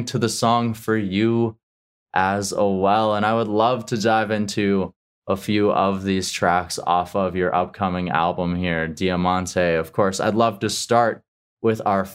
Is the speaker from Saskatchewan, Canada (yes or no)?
yes; Regina, Saskatchewan, Canada; moved away; I'm originally from Regina, which is in Saskatchewan